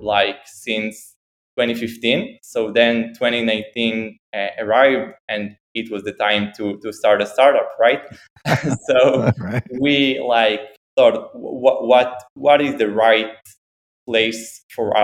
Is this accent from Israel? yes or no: yes; Haifa, Haifa District, Israel; now in Tel Aviv, Israel; I grew up in Haifa, which is in the north of Israel